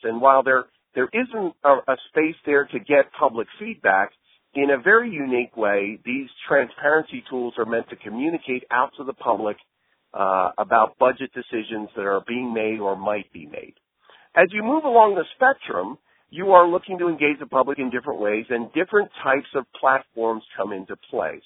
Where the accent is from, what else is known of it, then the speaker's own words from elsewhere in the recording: Santa Monica, California, United States; in my hometown of Santa Monica